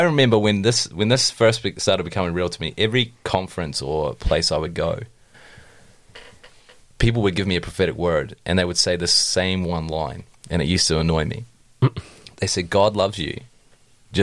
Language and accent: English; New Zealand; I grew up in Tiana